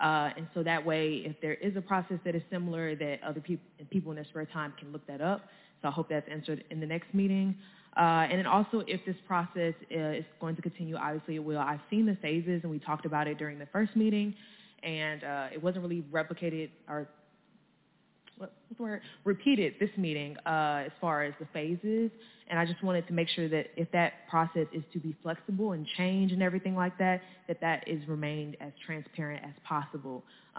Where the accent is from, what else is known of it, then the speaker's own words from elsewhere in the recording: Ferguson, Missouri, United States; I am a St. Louis County resident. I'm from Ferguson, Missouri.